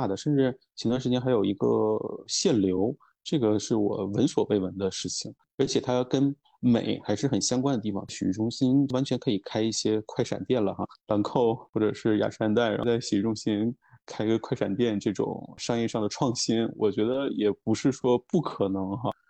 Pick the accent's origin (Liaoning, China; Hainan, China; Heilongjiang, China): Liaoning, China; Shenyang; 包括最近哈尔滨很火，我作为沈阳人也是非常非常的开心的一件事情。